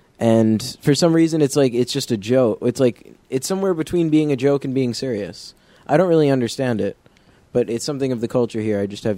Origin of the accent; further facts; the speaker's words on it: Concord, New Hampshire, United States; now in Keene, United States; I'm from Concord, and I'd say it's a much more peaceful environment as far as like social discourse goes.